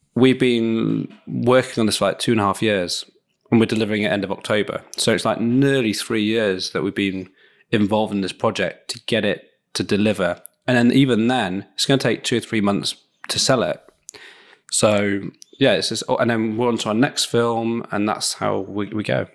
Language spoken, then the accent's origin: English; Leeds, Yorkshire and the Humber, United Kingdom; in Leeds, in my, my hometown